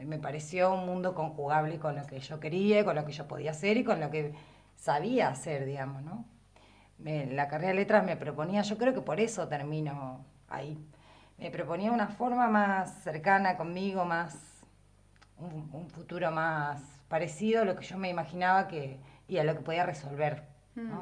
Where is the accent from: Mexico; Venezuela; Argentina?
Argentina; Patagonia; accent: standard Patagonian Spanish; first language Spanish; also born or lived in La Plata; now in Viedma, Argentina; yo era hablante como, del español como lengua materna y tenía un uso estándar, digamos, patagónico estándar del español